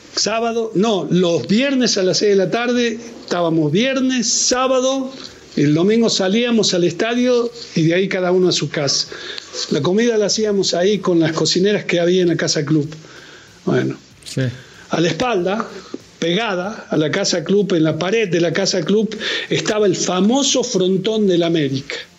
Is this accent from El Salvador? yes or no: no; Argentina; now in Mexico; porque yo soy, sigo siendo argentino.